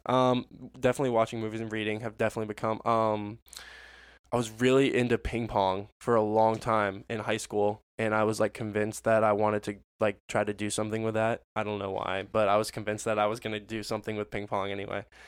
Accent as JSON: {"language": "English", "town": "Orlando", "region": "Florida", "country": "United States", "tie": "born or raised there", "said": "I was born in Orlando because that's where they were living after going to UCF."}